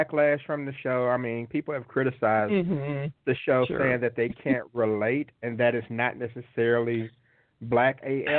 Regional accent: the South, United States; as an old school black kid growing up in the South

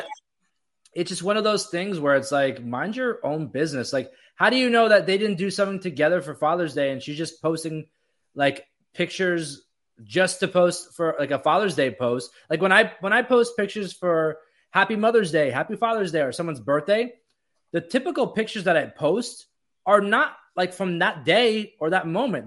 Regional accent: Florida, United States; growing up in Florida

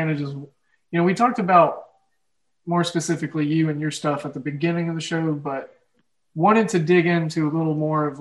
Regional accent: Oklahoma, United States; accent: Midwest, Oklahoma drawl; Mine is just the Midwest and this, especially Oklahoma. There's a certain like drawl.

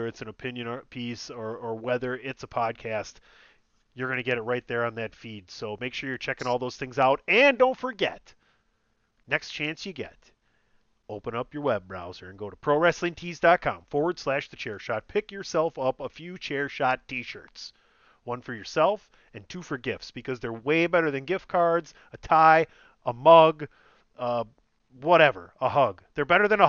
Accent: Midwest, United States; I'm old and from the Midwest

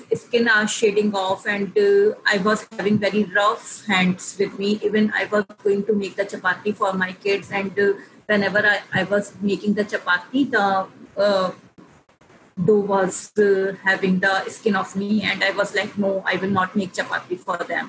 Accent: India; being an Indian woman

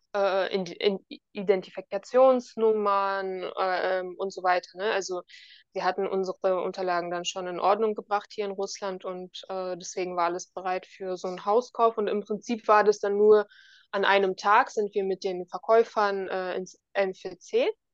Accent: Berlin, Germany; moved away as an adult; also born or lived in Osnabrück area, Lower Saxony/NRW; now in Belgorod, Russia; ich bin in Berlin geboren, ähm, habe 24 Jahre lang in Berlin gelebt

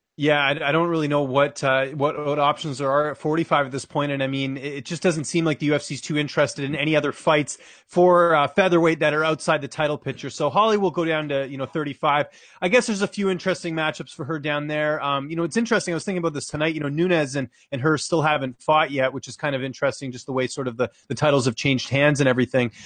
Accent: Canada; as a Canadian

